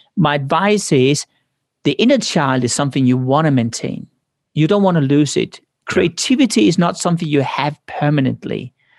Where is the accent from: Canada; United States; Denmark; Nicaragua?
Denmark; moved away; I came from Denmark.